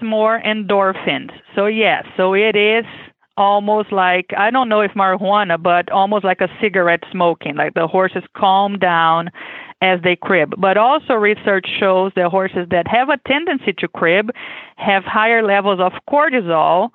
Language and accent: English; Brazil; English is a second language; moved away as an adult; now in Kentucky, United States; I am originally from Brazil, as you can expect with my accent. I was born and raised there